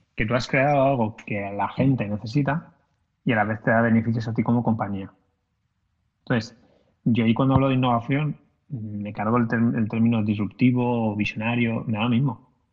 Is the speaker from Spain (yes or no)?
yes; Valencia, Valencian Community, Spain; yo soy de Valencia